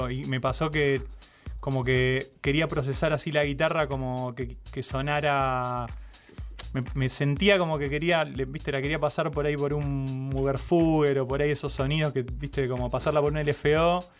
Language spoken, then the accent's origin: Spanish; Ciudadela, Buenos Aires Province, Argentina; De Ciudadela.